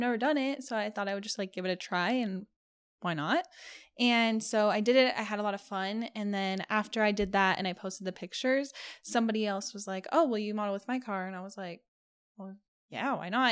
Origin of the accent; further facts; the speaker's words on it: California, United States; now in Las Vegas, United States; I live in Vegas. Um, I'm originally from California